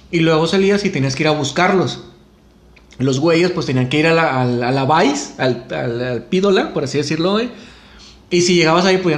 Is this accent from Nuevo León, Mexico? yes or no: yes; San Bernabé, Nuevo León, Mexico; Crecí en San Bernabé, güey.